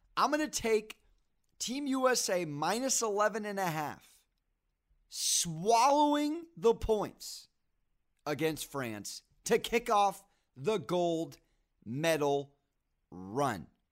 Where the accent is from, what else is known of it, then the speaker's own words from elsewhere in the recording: San Diego, California, United States; I'm from San Diego, born and raised